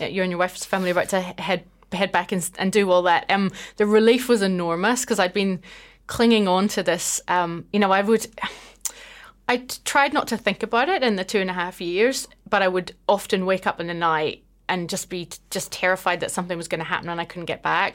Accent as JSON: {"language": "English", "area": "just outside Belfast", "region": "Northern Ireland", "country": "United Kingdom", "tie": "born or raised there", "also_born_or_lived": "Scotland", "moved": "as an adult", "lives_now": "New Zealand", "said": "I grew up just outside Belfast"}